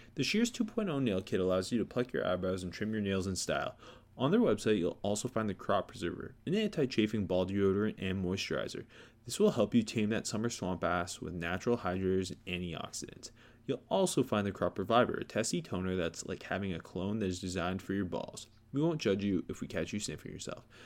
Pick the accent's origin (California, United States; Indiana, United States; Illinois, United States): Indiana, United States; Born and raised in Indiana.